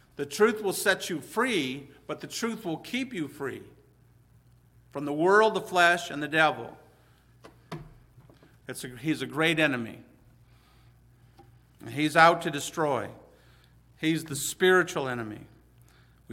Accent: Hazel Park, Michigan, United States; I'm from Hazel Park

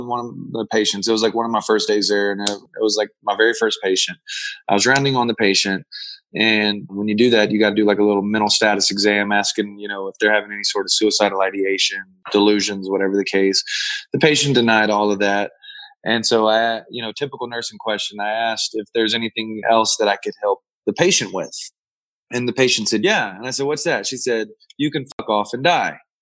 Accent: Louisiana, United States; now in Arizona, United States; I live out in Arizona and I'm from Louisiana

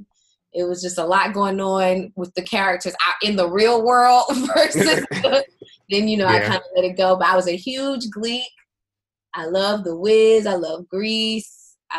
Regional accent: South Carolina, United States; moved away as an adult; also born or lived in Florida; now in Washington, D.C. area, United States; I'm from South Carolina

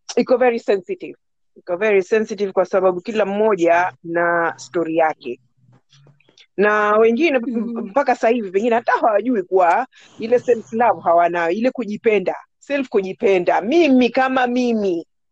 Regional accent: Nairobi, Kenya; first language Swahili; also born or lived in Pemba; Mimi mm-hmm. nimekulia Nairobi, nimekulia mm-hmm. Nairobi

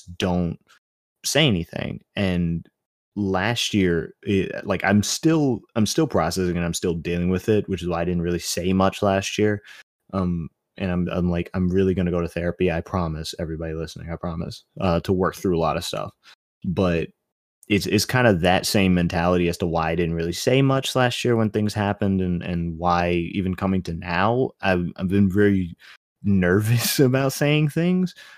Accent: New York City, New York, United States; I was born in Brooklyn

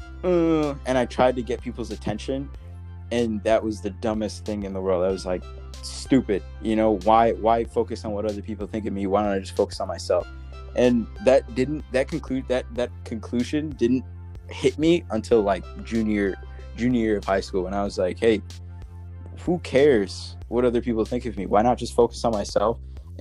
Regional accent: Belize; now in United States; I came from a different country. I was born in Belize

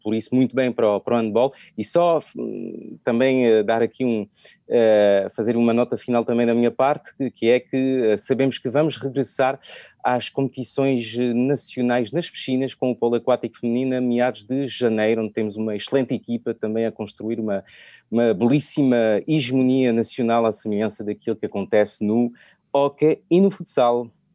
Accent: France; accent: French; Portuguese is a second language; o sotaque francês

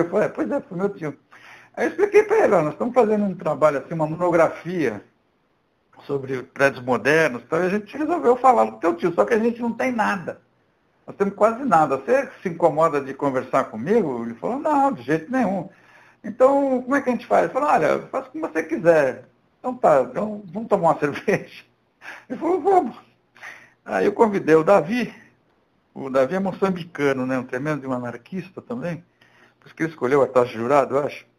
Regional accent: Santos, São Paulo, Brazil; Eu sou de Santos, São Paulo

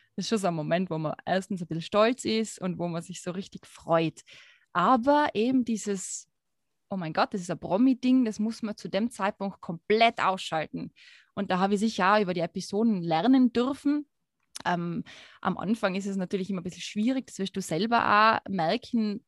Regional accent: Tyrol, Austria; accent: Tyrolean dialect; Tiroler mit unserem schönen Dialekt.

